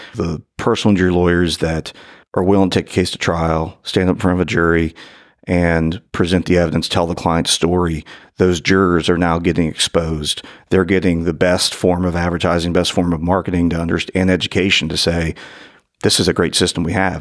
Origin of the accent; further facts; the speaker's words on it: northern Kentucky, United States; The only law school I applied to was law school from my hometown up in northern Kentucky